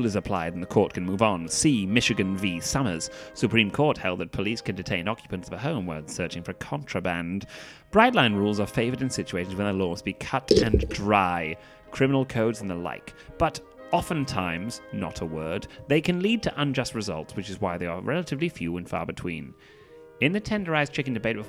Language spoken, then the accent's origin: English; England, United Kingdom; I'm English